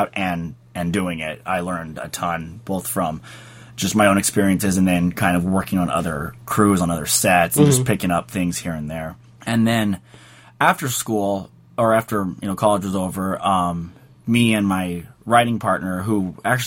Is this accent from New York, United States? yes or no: no; San Jose, California, United States; I grew up in the Bay Area, up in San Jose